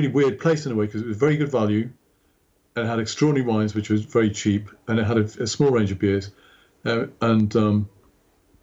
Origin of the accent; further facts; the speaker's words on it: United Kingdom; also born or lived in Manchester; growing up in Britain